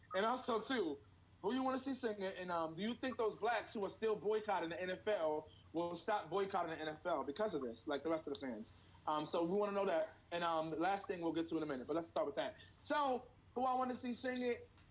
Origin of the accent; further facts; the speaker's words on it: New York City, New York, United States; I'm from Harlem